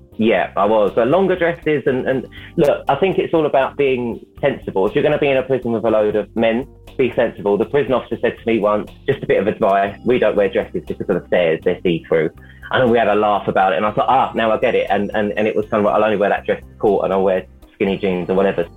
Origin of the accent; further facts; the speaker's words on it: London, United Kingdom; I'm from London